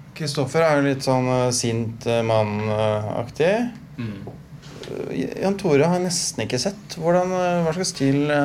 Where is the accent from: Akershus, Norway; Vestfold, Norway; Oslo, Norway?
Akershus, Norway; Stabekk; når vi vokste opp på Stabik